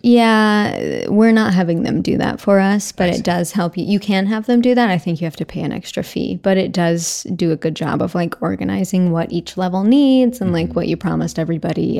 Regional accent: Arkansas, United States; moved away as an adult; now in Los Angeles, United States; I'm from Arkansas originally. I came to USC and have lived in Los Angeles ever since

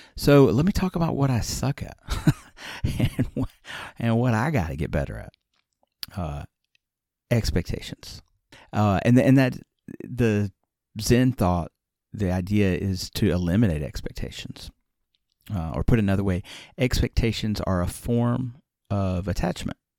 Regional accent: Alabama, United States; moved away as an adult; also born or lived in Nagano, Japan; I grew up in Alabama

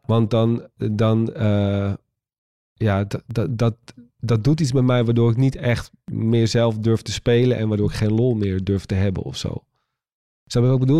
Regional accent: Waddinxveen, South Holland, Netherlands; moved away; toen woonde ik nog in Waddingsveen, eh, waar ik vandaan kom

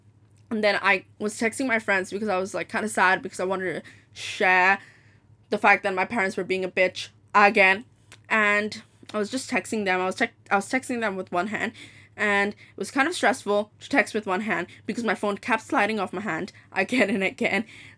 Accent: Dubai, United Arab Emirates; also born or lived in Hong Kong; I was like, I'm from Dubai, and yes, and yeah, my mom's from Dubai, my dad's from Pakistan. And I just study, and I've been born in Hong Kong. I'm 18.

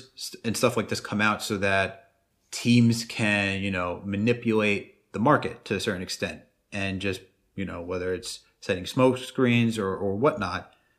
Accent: Westchester, New York, United States; born or raised there

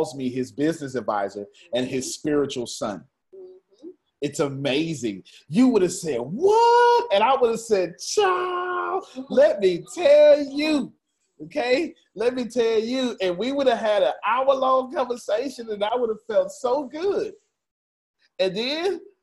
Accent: Galveston, Texas, United States; I'm still from Galveston

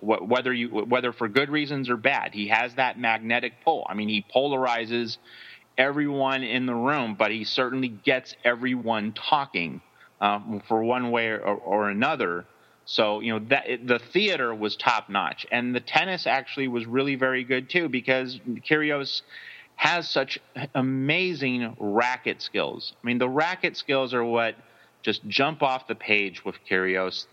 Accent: United States; speaking strictly as an American

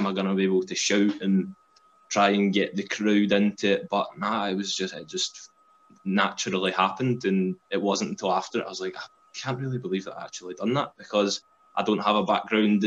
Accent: Glasgow, Scotland, United Kingdom; I'm from Glasgow

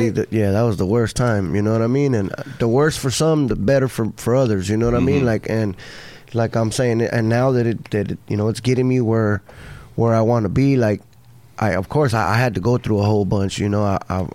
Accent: Los Angeles, California, United States; I'm from South Central LA, Florence District.

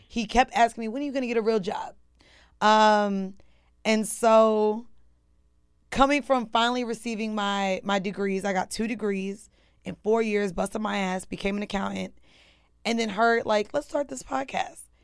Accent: Orlando, Florida, United States; also born or lived in Atlanta, United States; now in New York, United States; I've been in New York for ten years now, but I'm from Orlando

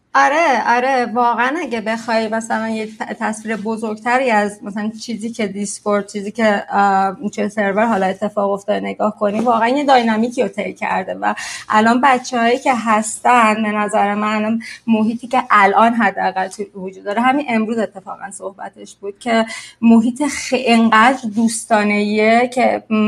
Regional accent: Sari, Mazandaran, Iran; now in Mexico; من ساری دنیا آمدم و ساری بزرگ شدم شمال ایرانه

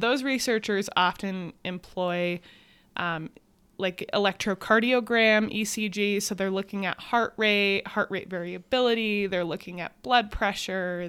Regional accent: Adirondack Mountains of New York, United States; I grew up in the Adirondack Mountains of New York

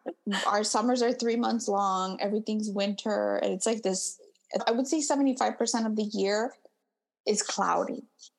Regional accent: Midwest, United States; I'm from the Midwest.

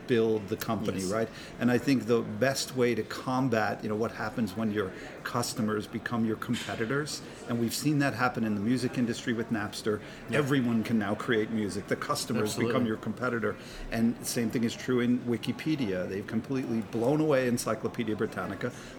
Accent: United States; as an American

